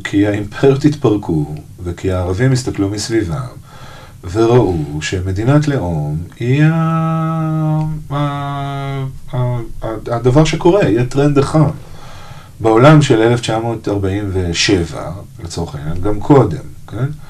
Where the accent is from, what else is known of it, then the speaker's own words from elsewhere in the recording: Israel; לנו כישראלים